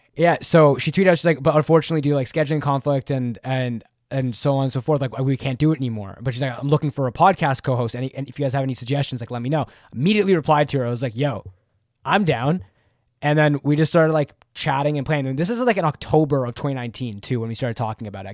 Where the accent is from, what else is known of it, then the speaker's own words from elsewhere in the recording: Canada; I'm Canadian, Canadian, eh